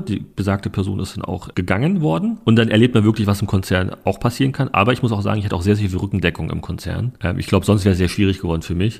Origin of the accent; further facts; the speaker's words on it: Berlin, Germany; ich bin in Neukölln groß geworden, muss man wissen, in Rixdorf